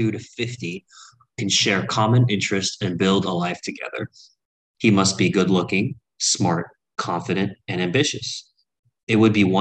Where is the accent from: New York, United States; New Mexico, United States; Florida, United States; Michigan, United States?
New York, United States; I was born in New York, but my nationality is Korean.